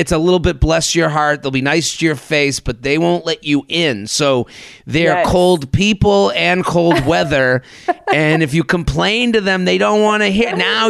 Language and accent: English; New England, United States; I'm from New England.